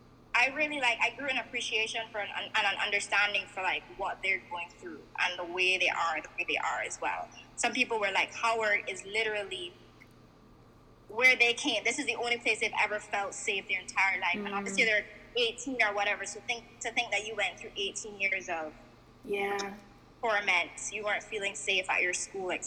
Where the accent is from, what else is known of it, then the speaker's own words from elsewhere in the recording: Barbados; moved away as an adult; now in United States; when I was growing up in Barbados